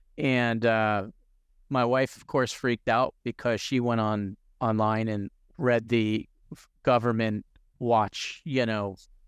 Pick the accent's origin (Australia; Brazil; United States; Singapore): United States; New York City, New York; now in Tampa, United States; I love I live down in Tampa, Florida, you know, after growing up in the New York City, New Jersey area. I hated the winters.